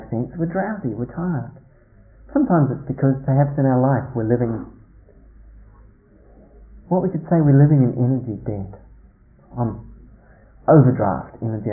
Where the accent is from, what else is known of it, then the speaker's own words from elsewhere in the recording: New Zealand; moved away; When I was a teenager growing up in New Zealand, as I did in the country